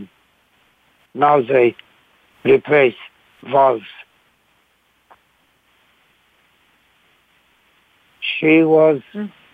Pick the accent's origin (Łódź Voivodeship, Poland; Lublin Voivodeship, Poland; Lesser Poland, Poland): Łódź Voivodeship, Poland; Łódź; moved away; Lodz, my hometown.